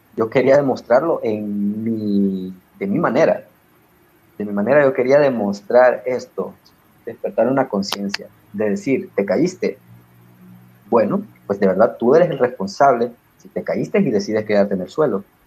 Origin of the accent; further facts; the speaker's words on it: Honduras; yo me identifico como un hondureño bastante, pero por encima de ser un hondureño, soy un latinoamericano.